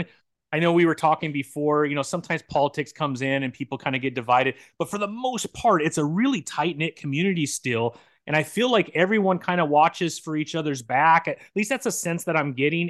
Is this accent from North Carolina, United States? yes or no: no; San Bernardino, California, United States; I grew up in San Bernardino, which uh-huh. is kind